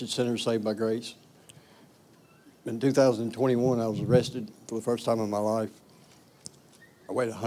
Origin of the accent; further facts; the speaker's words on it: Salters, United States; I'm from Salters.